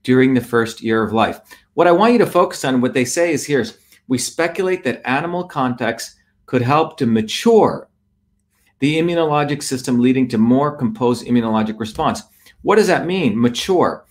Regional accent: Mumbai, Maharashtra, India; now in United States; I grew up in Bombay, and in the village I grew up, we played in dirt. We were always outside. When I came to the United States

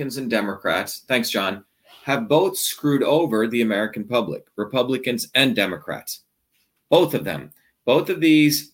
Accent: India; now in United States; I grew up on goat milk when I was born in India

